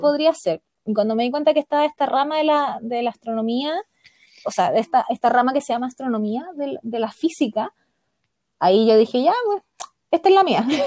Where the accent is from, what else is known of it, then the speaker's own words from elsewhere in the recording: Chile; como nosotros somos un país largo y angosto